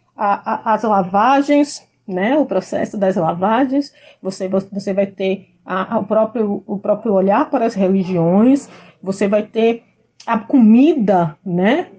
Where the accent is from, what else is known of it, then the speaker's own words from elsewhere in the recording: Salvador, Bahia, Brazil; moved away as an adult; now in Porto Seguro, Brazil; eu sou da periferia de Salvador, morei no bairro do Palmiúdo por 26 anos e saí de lá direto para uh, aqui para Porto Seguro.